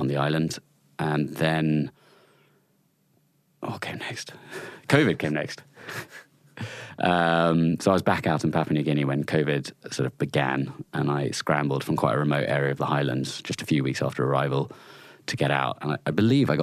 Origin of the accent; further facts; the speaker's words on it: Chalk Valley, Wiltshire, South West England, United Kingdom; I grew up in the Chalk Valley in Wiltshire, just on the sort of Wiltshire-Dorset border.